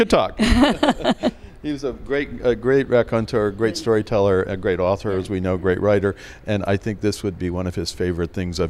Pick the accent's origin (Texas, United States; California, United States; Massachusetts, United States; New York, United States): New York, United States; as a New Yorker, I'm from New Yorker